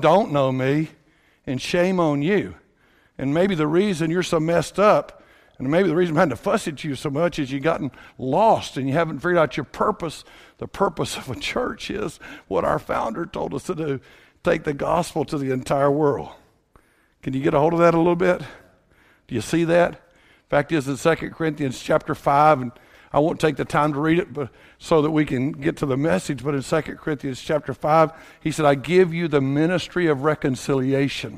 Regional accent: Bucksnort, Tennessee, United States; I grew up in Tennessee

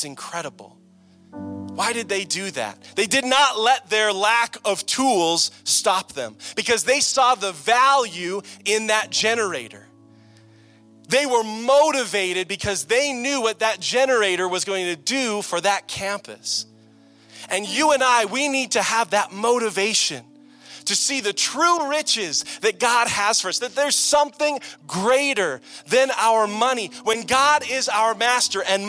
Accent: Canada; I'm from Canada

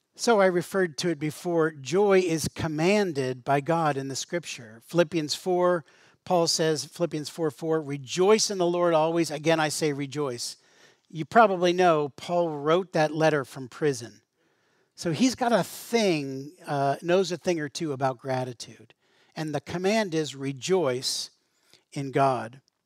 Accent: Western Pennsylvania, United States; growing up in Western Pennsylvania

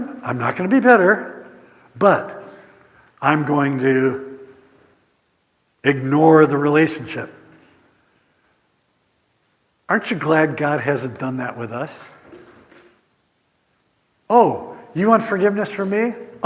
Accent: Indiana, United States; We're from Flat, Indiana

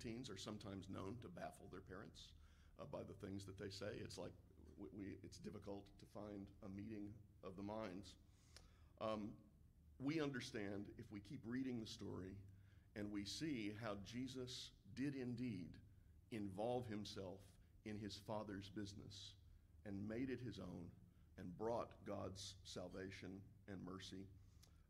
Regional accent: Galena Park, Texas, United States; the way I grew up hearing it in the Galena Park Church of Christ

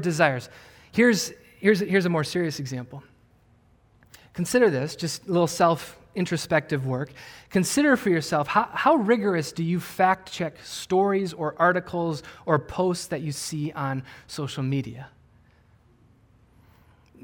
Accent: Wisconsin, United States; I grew up in Wisconsin

